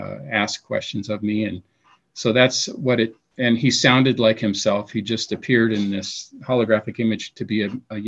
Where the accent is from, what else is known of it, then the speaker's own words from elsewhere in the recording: Seattle, Washington, United States; moved away; we're both from Seattle, we grew up together